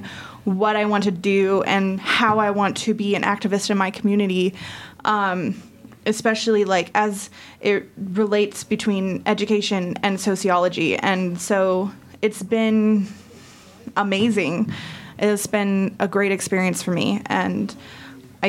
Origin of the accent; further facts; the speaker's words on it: Central Illinois, United States; moved away as an adult; also born or lived in Santa Fe, New Mexico; now in Silver City, United States; I grew up in the Midwest, Central Illinois